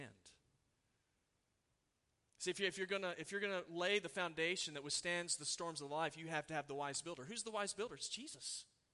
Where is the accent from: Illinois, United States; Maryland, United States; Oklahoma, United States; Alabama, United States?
Oklahoma, United States; I grew up in Oklahoma.